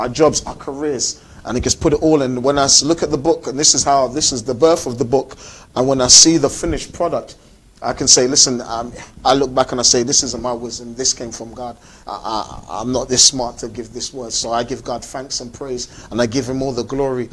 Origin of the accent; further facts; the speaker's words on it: London, United Kingdom; I grew up in South London